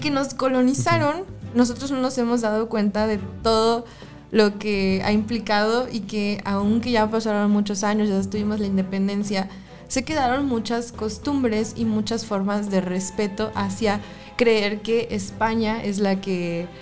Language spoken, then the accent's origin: Spanish; Mexico; De México